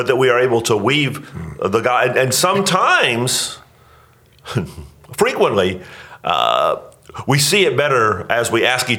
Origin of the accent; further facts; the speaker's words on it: Northeast Florida, United States; moved away; I grew up in Northeast Florida